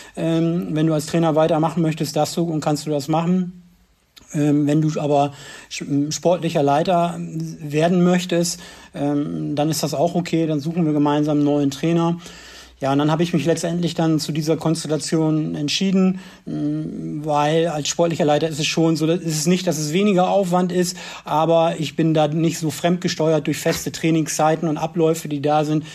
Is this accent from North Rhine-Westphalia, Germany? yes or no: no; Osnabrück, Lower Saxony, Germany; moved away as an adult; also born or lived in Bersenbrück area; Ich komme ursprünglich aus Osnabrück, habe da auch selber Fußball gespielt